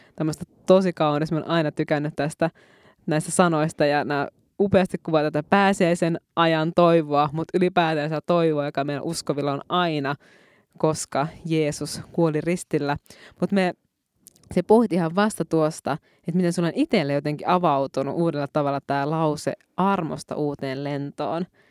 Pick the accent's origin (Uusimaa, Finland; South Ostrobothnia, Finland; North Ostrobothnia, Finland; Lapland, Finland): Lapland, Finland; Muonio; now in Helsinki region, Finland; sieltä Muoniosta, Lapista, josta ollaan molemmat kotoisin. Ja nyt me molemmat pohjoisen tytöt asutaankin täällä Helsingin seudulla.